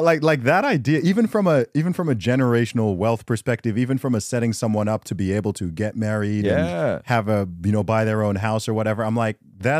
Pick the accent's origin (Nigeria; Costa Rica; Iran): Nigeria; Dude, that's one thing I love about the culture I'm from.